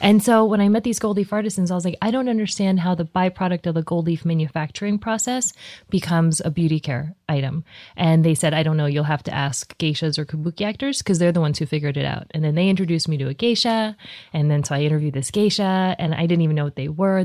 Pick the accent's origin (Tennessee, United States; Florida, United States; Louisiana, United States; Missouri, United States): Missouri, United States; Columbia; moved away; also born or lived in New Jersey / Texas; I was born in Columbia